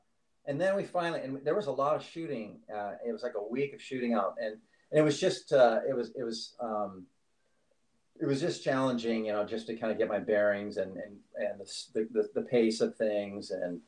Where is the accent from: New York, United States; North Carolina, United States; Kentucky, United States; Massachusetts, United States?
New York, United States; Staten Island; born there; I mean, I was born in Staten Island, but of course I don't know anything about it. So it reacquainted me with New York City, and it's a place I love and can continue to go back to always.